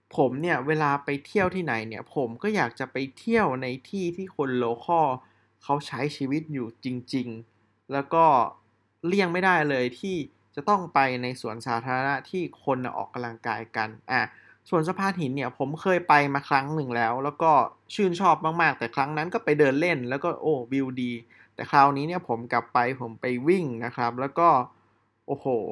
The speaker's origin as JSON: {"language": "Thai", "region": "Chiang Mai", "country": "Thailand", "tie": "born or raised there", "said": "เชียงใหม่ซึ ่งเป็นบ้านเกิดของผม"}